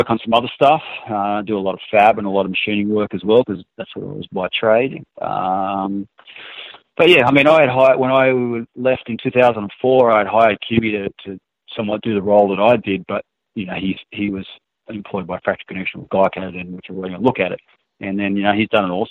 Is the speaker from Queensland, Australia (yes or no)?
no; Newcastle, New South Wales, Australia; moved away as an adult; now in United States; him and I grew up in Newcastle together